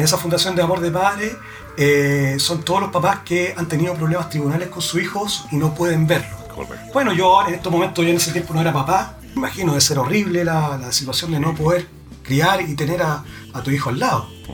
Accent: Chile; Chile, somos chilenos

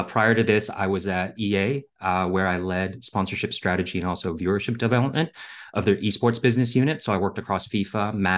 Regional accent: Canada; also born or lived in Hong Kong / Singapore / Germany; I was born in Hong Kong and I grew up in Singapore, Germany, and eventually Canada.

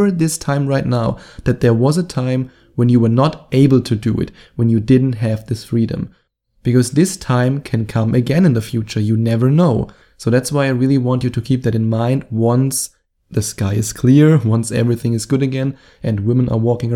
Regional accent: Germany; accent: German; my German accent

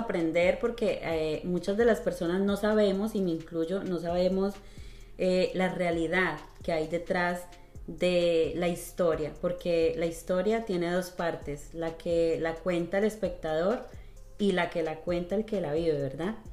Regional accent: Colombia; now in United States; en Colombia nosotros como colombianos

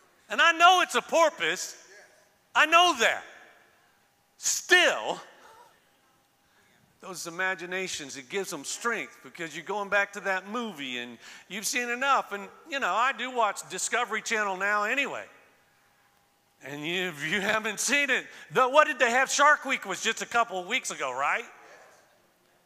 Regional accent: Florida, United States; moved away; I was born and raised in Florida. So I was born and raised on the Gulf side

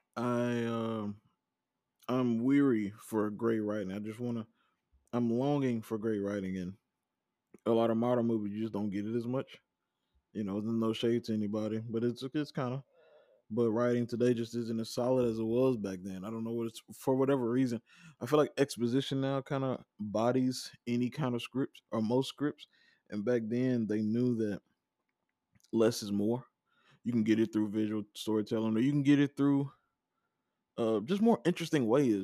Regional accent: Vicksburg, Mississippi, United States; also born or lived in Starkville, Mississippi; I'm from Vicksburg, Mississippi, I'll drive around there with no G P S on 'cause I know those streets

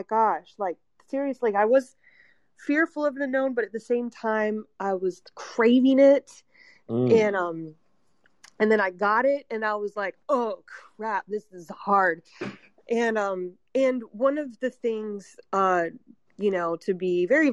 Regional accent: Kernersville, North Carolina, United States; my hometown in Kernersville, North Carolina

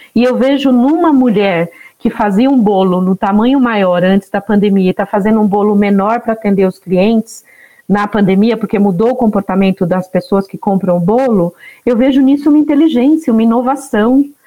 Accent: sertão of Alagoas, Brazil; Sou nordestina, nasci no sertão de Alagoas

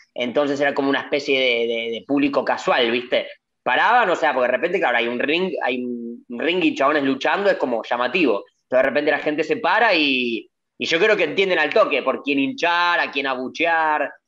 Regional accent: Argentina; yo argentino

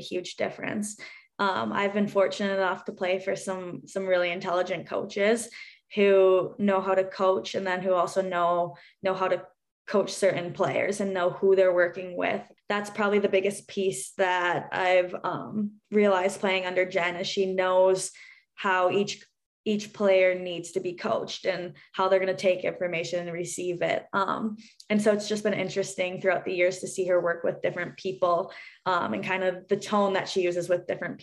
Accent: Minnesota, United States; moved away; growing up in Minnesota

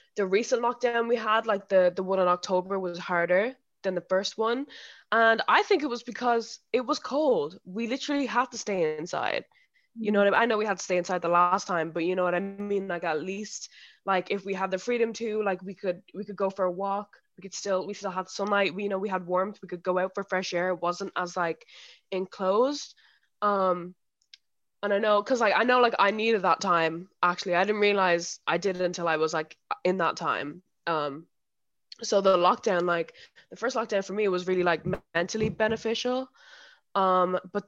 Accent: Dublin, Leinster, Ireland; moved away as an adult; I'm back in Ireland, I'm back in my hometown

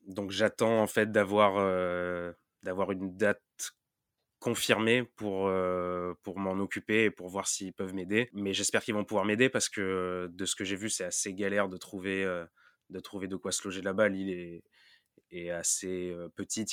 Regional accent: Marseille, Provence-Alpes-Côte d'Azur, France; je viens de Marseille

